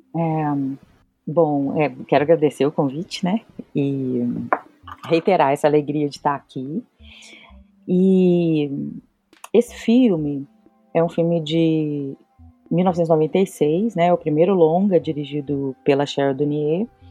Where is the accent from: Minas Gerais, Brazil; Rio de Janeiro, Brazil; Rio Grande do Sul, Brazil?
Minas Gerais, Brazil; Belo Horizonte; eu sou de Belo Horizonte